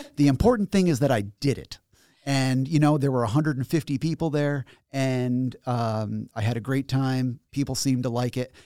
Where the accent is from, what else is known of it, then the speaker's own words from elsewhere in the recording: Schenectady, New York, United States; I was born in Schenectady, and I grew up in Schenectady, and then I went to college in Schenectady, and now I work here in Albany.